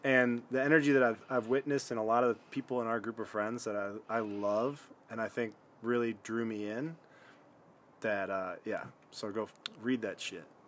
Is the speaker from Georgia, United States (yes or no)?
no; Michigan, United States; we're both from Michigan